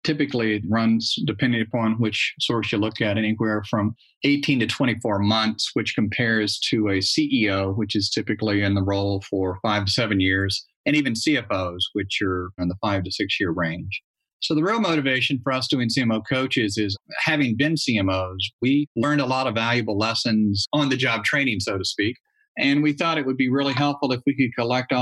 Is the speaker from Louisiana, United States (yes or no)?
yes; Louisiana, United States; I'm from Louisiana